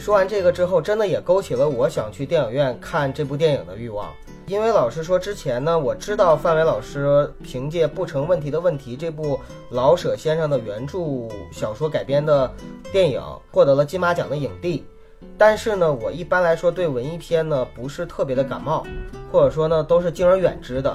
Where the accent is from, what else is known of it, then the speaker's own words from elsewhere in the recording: Northeast China, China; 我也东北人嘛